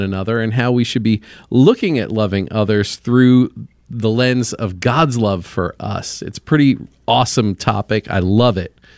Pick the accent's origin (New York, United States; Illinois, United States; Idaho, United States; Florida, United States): New York, United States; Long Island; now in Indianapolis, United States; Long Island over here.